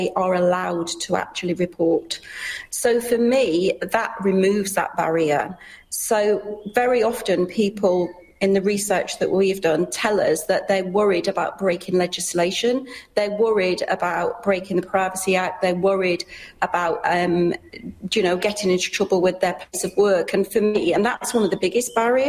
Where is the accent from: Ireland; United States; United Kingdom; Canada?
United Kingdom; moved away; you can hear from my accent, I'm from the UK